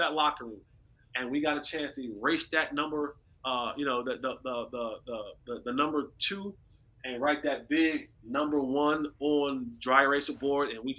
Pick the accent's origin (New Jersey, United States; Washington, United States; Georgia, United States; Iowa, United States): New Jersey, United States; I'm from New Jersey.